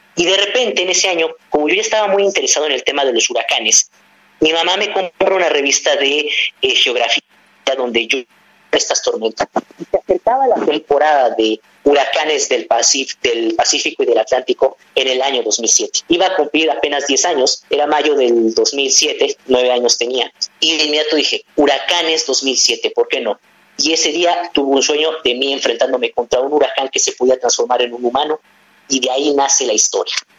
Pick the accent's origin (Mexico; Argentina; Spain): Mexico; crecí con una gran diversidad de personas y de, cultura que me enseñaron aquí en mi país